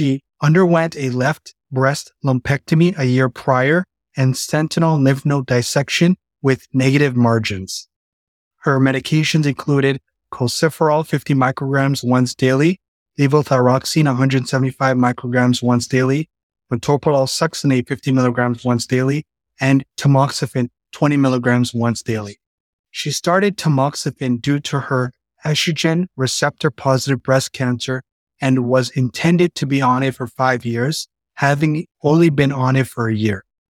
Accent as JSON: {"language": "English", "town": "Toronto", "region": "Ontario", "country": "Canada", "moved": "as an adult", "lives_now": "Cincinnati, United States", "said": "I'm a second year cardiology fellow at the Christ Hospital. I'm originally from Toronto, Canada, and I'm completing my residency training at Cleveland Clinic Akron General."}